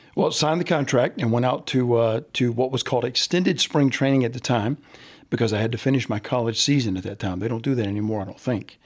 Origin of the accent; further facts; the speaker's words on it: Central Florida, United States; I grew up in Central Florida